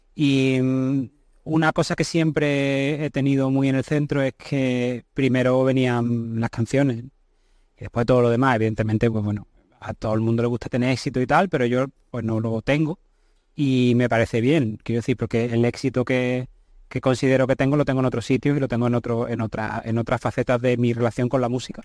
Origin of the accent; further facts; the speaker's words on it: Seville, Andalusia, Spain; yo nací en Sevilla, me he criado en Sevilla